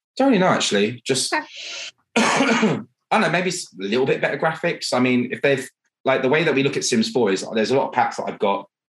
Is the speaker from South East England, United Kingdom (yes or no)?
yes; Buckinghamshire, South East England, United Kingdom; I'm British, I'm proper British, um, and I'm from Buckinghamshire